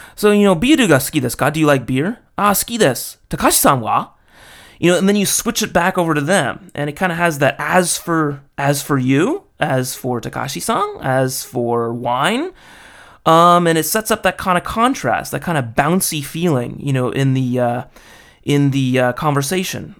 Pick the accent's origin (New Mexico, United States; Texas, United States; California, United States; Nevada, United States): California, United States; Los Angeles; I'm an American dude from L